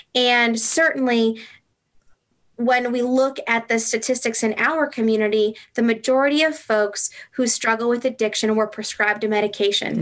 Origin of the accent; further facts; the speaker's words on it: Franklin, United States; also born or lived in Southern California; I grew up in Franklin, and I had moved away and lived in Southern California for six years. And I moved back